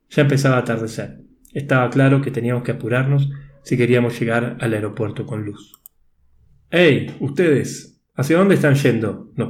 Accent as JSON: {"language": "Spanish", "country": "Argentina", "lives_now": "Bolivia", "said": "Soy argentino, desde enero vivo en Bolivia y tenía que viajar a Panamá por trabajo."}